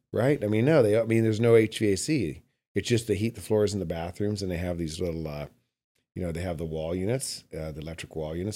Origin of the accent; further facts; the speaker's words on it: Calgary, Alberta, Canada; also born or lived in Los Angeles / Bay Area; now in Carmel Valley, United States; I grew up in Calgary, Alberta